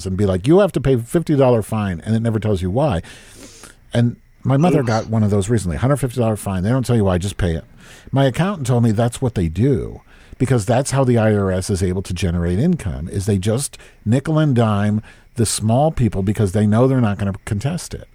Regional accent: United States; we grew up in America

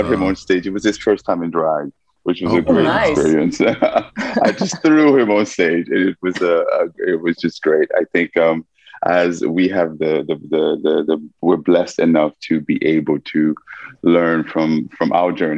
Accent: Montclair, New Jersey, United States; moved away as an adult; also born or lived in Haiti; now in Amsterdam, Netherlands; I grew up in New Jersey, Montclair

